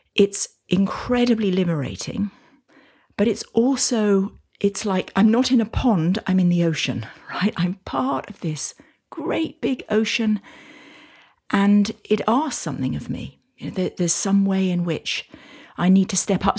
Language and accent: English; United Kingdom; now in United States; I now live in the States, although you can probably tell from my accent that I'm from the U K